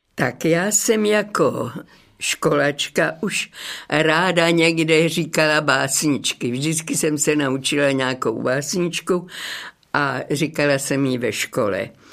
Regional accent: Dřetovice, Central Bohemian Region, Czechia; moved away as an adult; also born or lived in Prague / Kladno; now in Hradec Králové, Czech Republic; Narodila jsem se v Dřetovicích, to je malá obec na Kladensku

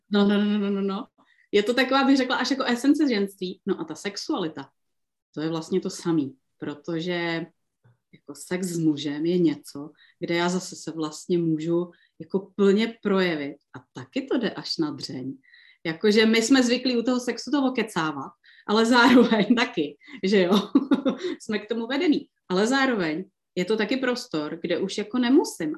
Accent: Liberec, Liberec Region, Czechia; tady u nás v Liberci

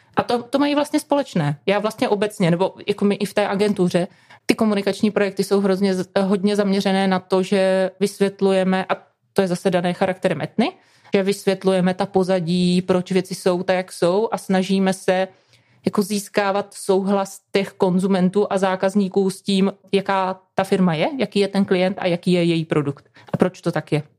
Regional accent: Moravian Wallachia, Zlín Region, Czechia; já jsem z Valašska, ze Znínska

